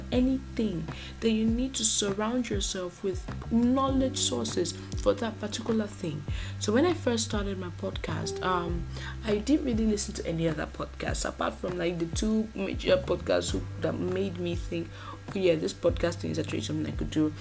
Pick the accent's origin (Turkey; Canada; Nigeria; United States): Nigeria; a Nigerian podcaster